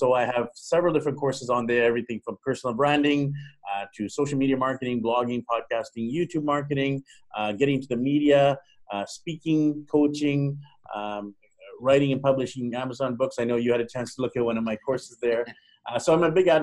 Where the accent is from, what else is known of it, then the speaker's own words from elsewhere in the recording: Vancouver, British Columbia, Canada; I'm actually from Vancouver, Vancouver, BC, Canada